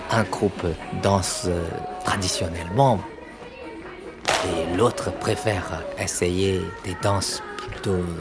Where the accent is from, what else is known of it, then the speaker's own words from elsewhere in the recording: the South, southern China, China; French is a second language; moved away as an adult; now in Beijing, China; Moi, je suis du Sud, mais j'habite à Pékin depuis plus de 20 ans.